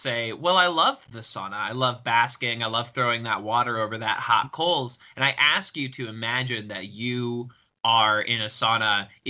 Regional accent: Missouri, United States; moved away as an adult; I lived through 18 years of Missouri summers

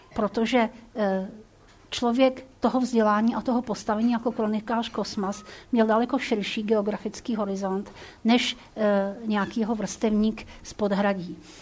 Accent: Prague, Czechia; also born or lived in Hrusice; já jsem Pražák

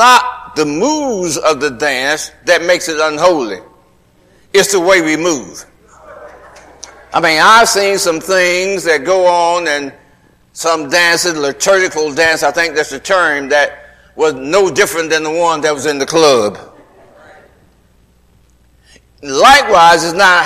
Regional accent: Atlanta, Georgia, United States; When I was a little boy growing up in Atlanta

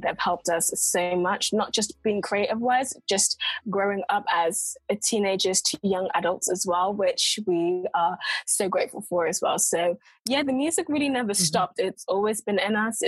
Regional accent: United Kingdom; accent: mix of London and Coventry; now in London, United Kingdom; a mix of London and Coventry accents

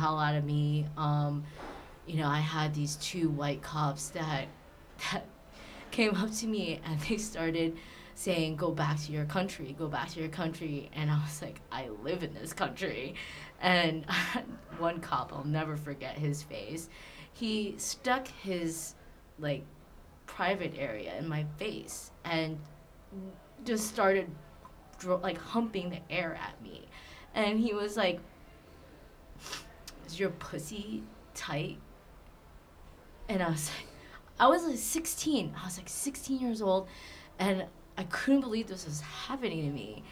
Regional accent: Southern California, United States; I grew up in Southern California

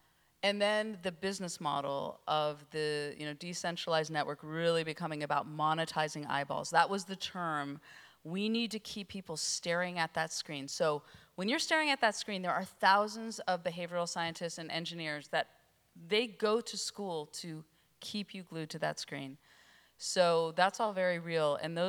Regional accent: California, United States; I mean, I was from Northern California with a personal computer

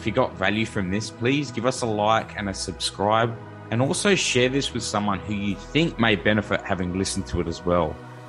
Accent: Adelaide, South Australia, Australia; born or raised there

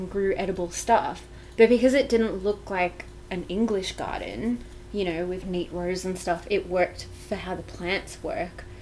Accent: Victoria, Australia; now in Canberra, Australia; where I grew up in Victoria, our entire property was covered in kangaroo grass

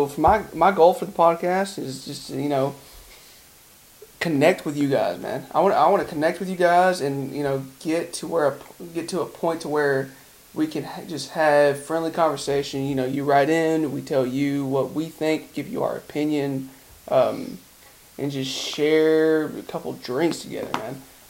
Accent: Shelbyville, Tennessee, United States; I'm from Shelbyville, Tennessee. I think Shelbyville's a little bit smaller than Bethesda is there.

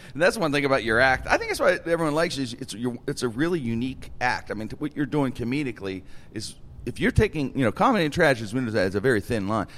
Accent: Pittsburgh, Pennsylvania, United States; I'm in Pittsburgh, my hometown here

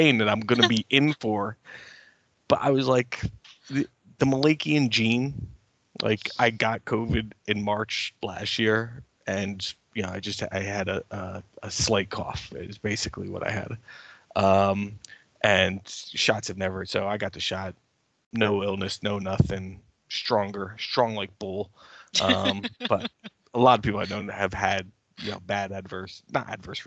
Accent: United States; as an American

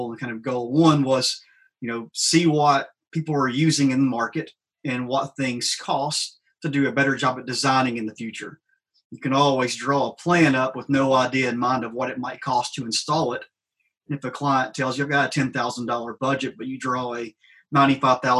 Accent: Trimble, Tennessee, United States; moved away as an adult; also born or lived in Knoxville, Tennessee / Nashville, Tennessee; Grew up not too far from Union City in DPA

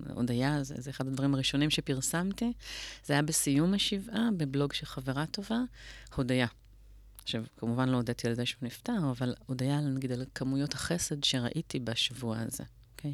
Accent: Tel Aviv, Tel Aviv District, Israel; גדלתי בצפון תל אביב

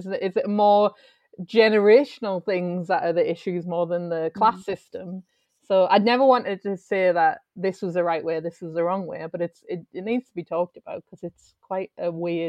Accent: North East England, United Kingdom; because obviously we're all from the Northeast and working class is a big part up here

